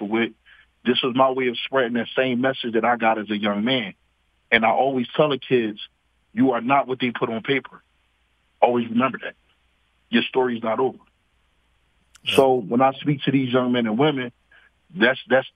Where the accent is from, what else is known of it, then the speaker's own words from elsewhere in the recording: Philadelphia, Pennsylvania, United States; I'm originally from North Philadelphia, Strawberry Mansion area, 31st in Montgomery